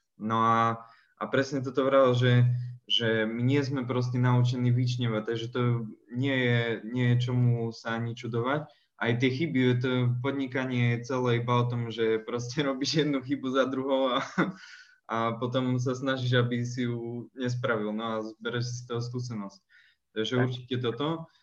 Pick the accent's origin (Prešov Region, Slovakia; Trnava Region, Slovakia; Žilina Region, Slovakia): Žilina Region, Slovakia; Žilina; u nás v Žiline